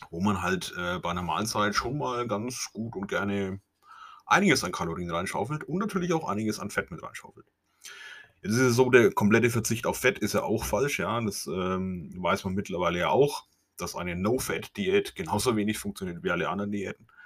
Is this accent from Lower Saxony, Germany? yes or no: no; Bavaria, Germany; accent: Franconian; Ich komme aus Franken, wie es auch in meinem Dialekt wahrscheinlich nicht ähm, zu überhören ist oder wie es nicht zu meiden ist.